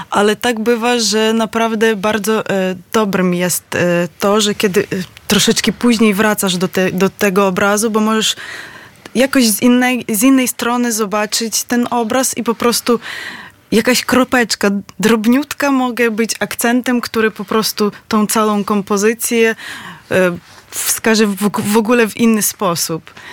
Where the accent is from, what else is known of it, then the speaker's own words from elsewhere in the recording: Lviv, Lviv Oblast, Ukraine; Polish is a second language; now in Poland; Z Lwowa.